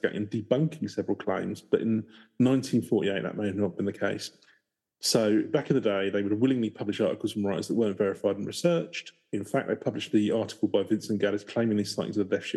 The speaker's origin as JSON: {"language": "English", "region": "England", "country": "United Kingdom", "said": "I'm English"}